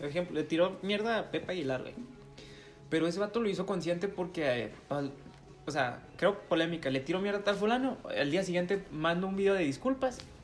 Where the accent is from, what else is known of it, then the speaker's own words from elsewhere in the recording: Mexico; nosotros como mexicanos